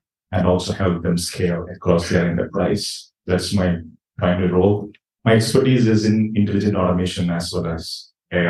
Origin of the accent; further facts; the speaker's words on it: India; now in United States; I was born and brought up in India